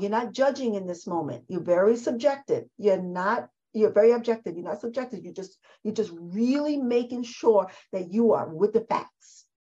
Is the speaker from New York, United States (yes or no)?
yes; New York City, New York, United States; I'm a girl from the Bronx